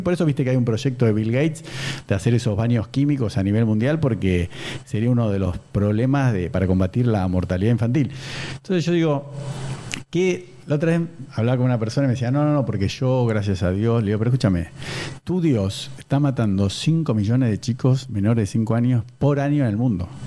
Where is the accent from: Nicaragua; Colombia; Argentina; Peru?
Argentina; Buenos Aires; soy de Belgrano Capital